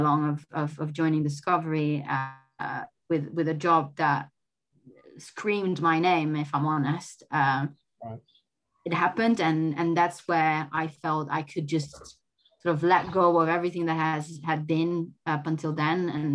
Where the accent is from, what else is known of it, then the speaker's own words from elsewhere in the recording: Italy; moved away as an adult; also born or lived in Germany; being away from my home country